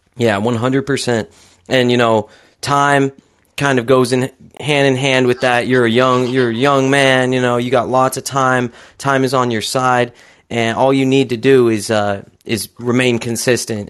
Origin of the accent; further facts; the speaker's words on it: Utah, United States; born and raised in Utah as well